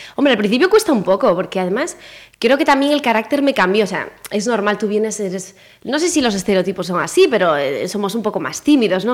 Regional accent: Pontevedra, Galicia, Spain; moved away as an adult; also born or lived in Chantada; now in Madrid, Spain; yo nací en Pontevedra, en lo, ya no existe el Hospital Santa Rita, nací en ese hospital

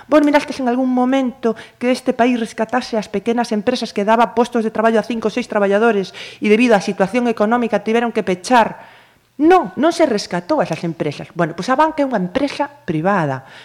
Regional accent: Galicia, Spain; son tan galegos como os que somos

